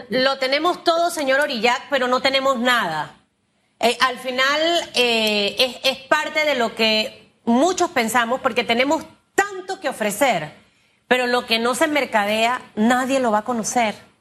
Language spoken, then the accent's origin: Spanish; Panama